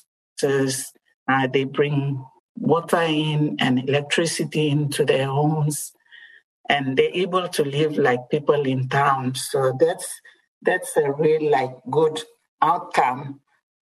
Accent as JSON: {"language": "English", "region": "Western Highlands", "country": "Papua New Guinea", "said": "I come from the Western Highlands, where people grow a lot of cabbages, sweet potatoes, English potatoes"}